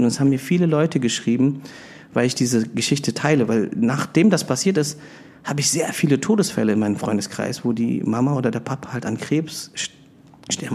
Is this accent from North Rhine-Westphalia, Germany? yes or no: yes; Bonn, North Rhine-Westphalia, Germany; moved away as an adult; also born or lived in Philippines; now in Berlin, Germany; ich bin ähm, gebürtiger Filipino, bin in Bonn aufgewachsen, lebe aber schon länger in Berlin